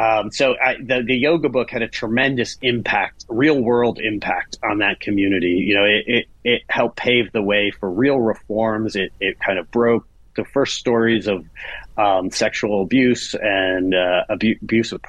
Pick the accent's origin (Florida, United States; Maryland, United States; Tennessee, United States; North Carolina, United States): Maryland, United States; Silver Spring; moved away as an adult; also born or lived in Brooklyn, New York; I'm out of Maryland, inside the Beltway, Maryland. So right pushed up against D.C., Silver Spring, for people who are in the know. A lovely, lovely community. I grew up with a kind of a fond view of the suburbs